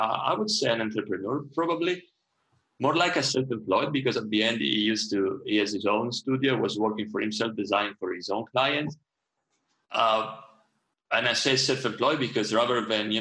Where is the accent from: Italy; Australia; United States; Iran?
Italy; Trieste, Friuli-Venezia Giulia; I was born in Italy. It was 1981. And a town called Trieste, which was, I still love it. It's a wonderful town. It was right on the border with what used to be Yugoslavia, and now is Slovenia. I very like the place where I grew up.